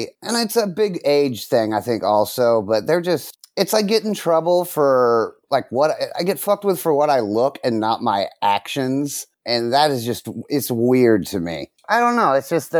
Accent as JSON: {"language": "English", "town": "Dallas", "region": "Texas", "country": "United States", "lives_now": "Los Angeles, United States", "said": "No. Originally, I'm from Dallas."}